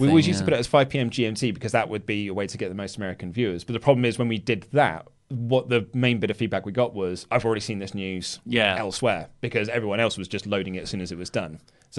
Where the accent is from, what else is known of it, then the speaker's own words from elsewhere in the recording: Glasgow, Scotland, United Kingdom; As I'm from Glasgow, I had the opportunity of meeting the man with the sexy body, Drew McIntyre.